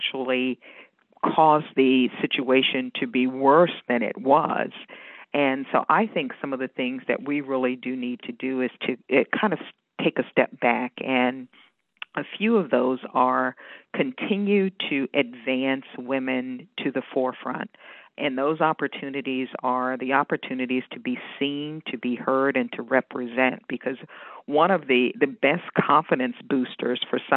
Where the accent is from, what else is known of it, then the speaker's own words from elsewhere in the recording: Washington, District of Columbia, United States; moved away as an adult; also born or lived in Northern Virginia / Maryland; now in Pennsylvania, United States; I was born and raised in Washington, D.C., and I'm a product of D.C. Public Schools